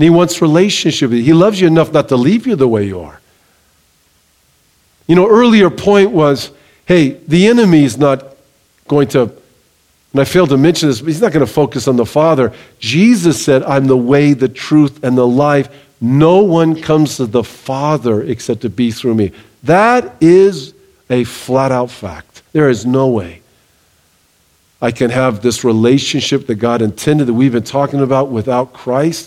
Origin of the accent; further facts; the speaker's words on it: Southern California, United States; I grew up in Southern California. I grew up near the beach.